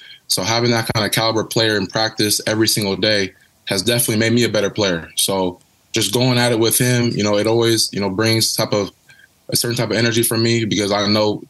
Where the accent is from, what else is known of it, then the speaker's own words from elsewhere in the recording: Kansas City, Missouri, United States; growing up in Kansas City, always having the dream of you know, hopefully someday taking my talents from Northwestern, you know, to help me get drafted in front of my city.